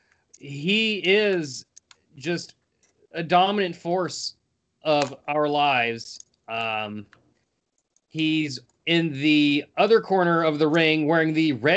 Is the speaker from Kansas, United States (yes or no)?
no; West Virginia, United States; I'm Mount Man from West Virginia